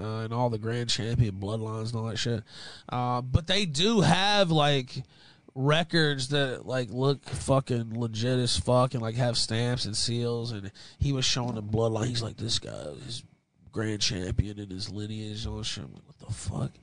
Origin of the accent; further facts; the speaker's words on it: West Memphis, Arkansas, United States; I'm from West Memphis, Arkansas.